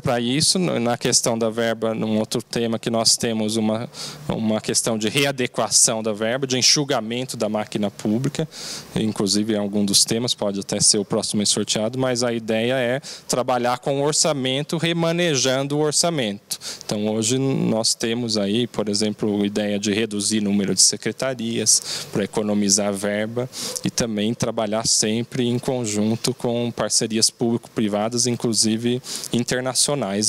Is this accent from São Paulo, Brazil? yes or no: yes; Mogi das Cruzes, São Paulo, Brazil; Apesar de eu ser nascido e criado na cidade, eu já conheço muito a cidade